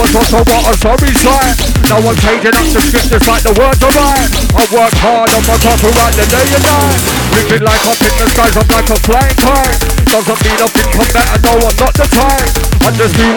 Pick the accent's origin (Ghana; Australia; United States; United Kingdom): United Kingdom; Croydon, London; moved away as an adult; now in Leeds, United Kingdom; Born and raised in South London for 36 years, my home was Croydon. Nowadays I'm a West Yorkshire man. I moved up to Leeds